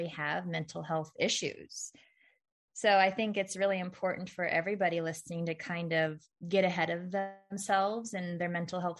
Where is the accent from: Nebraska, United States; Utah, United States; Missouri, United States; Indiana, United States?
Missouri, United States; when we grew up in Missouri, we did go to like our mom's cousin's house